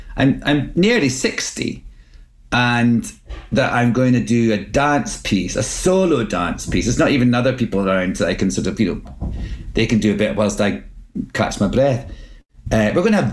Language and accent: English; Scotland, United Kingdom; accent: Scottish; moved away as an adult; now in United States; my own Scottish accent